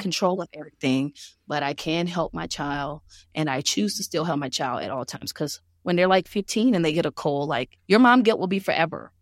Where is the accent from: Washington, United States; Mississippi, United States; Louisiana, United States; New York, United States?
Louisiana, United States; moved away; also born or lived in Georgia; I'm from Louisiana